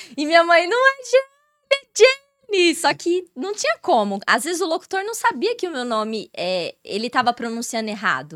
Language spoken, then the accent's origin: Portuguese; Ribeirão Preto, São Paulo, Brazil; Eu sou de Ribeirão Preto